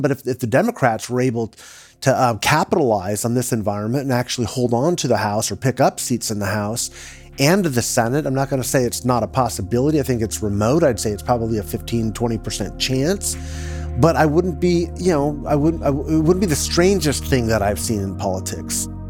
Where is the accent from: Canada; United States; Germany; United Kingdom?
United States; California; as a Californian